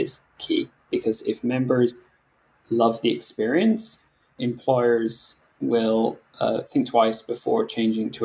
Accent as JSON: {"language": "English", "region": "Scotland", "country": "United Kingdom", "moved": "yes", "said": "my home country in Scotland"}